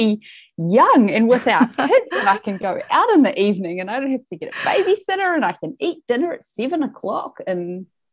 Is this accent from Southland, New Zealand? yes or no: no; Wellington, New Zealand; also born or lived in Auckland; I grew up in Wellington and moved to Auckland when I was 18